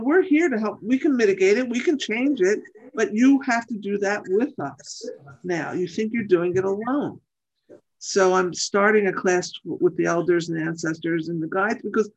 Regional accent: Philadelphia, Pennsylvania, United States; I'm from Philly

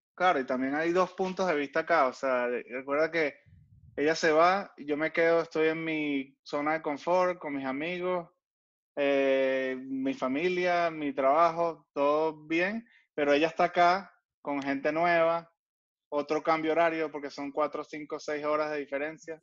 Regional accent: Caracas, Capital District, Venezuela; moved away; yo soy muy, muy venezolano, muy caraqueño.

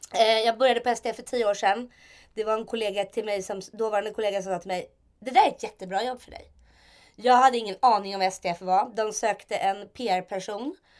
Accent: Stockholm, Stockholm County, Sweden; Jag är uppvuxen i Stockholm

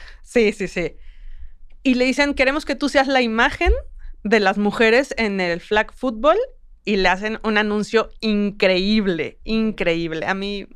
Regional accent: Mexico; como mujer mexicana

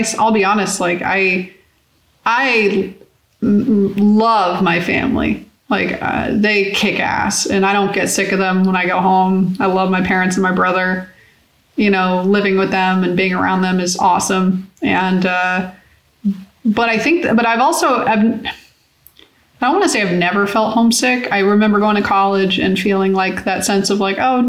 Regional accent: Florida, United States; born or raised there; moved away

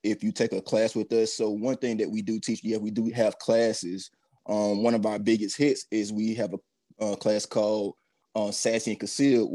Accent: Troy, Alabama, United States; also born or lived in Montgomery, Alabama; now in Huntsville, United States; I'm originally from Troy, Alabama

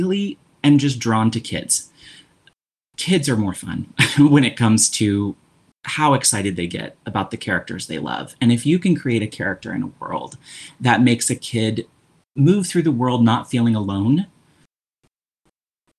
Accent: Jefferson City, Missouri, United States; now in St. Louis, United States; I live in St. Louis, but I grew up in Jefferson City, Missouri

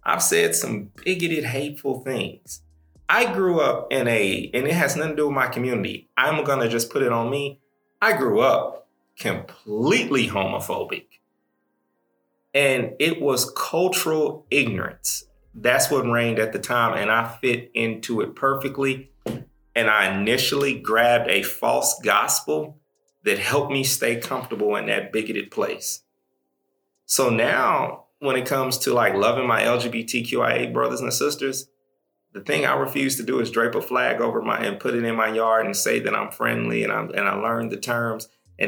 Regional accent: Midwest, United States; So, like, I'm from the Midwest. We don't say he, him, his when we introduce ourselves.

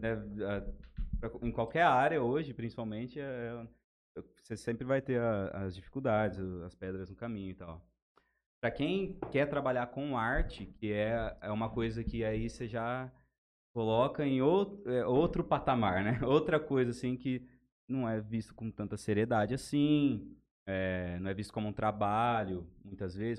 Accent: Jales, São Paulo, Brazil; Somos aqui de Jales

